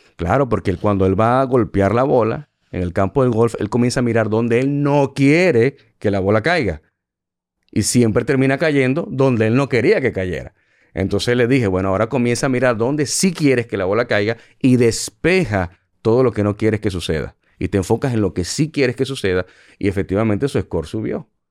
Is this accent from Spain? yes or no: no; Venezuela; moved away as an adult; also born or lived in United States / Puerto Rico; now in Dominican Republic; yo nací en Venezuela y llegué a este país con 20 dólares